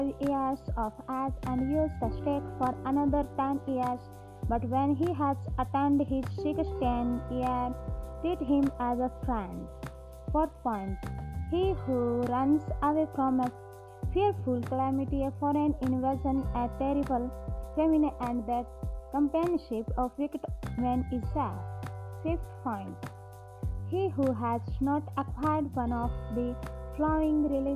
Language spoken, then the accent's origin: English; India; I am from India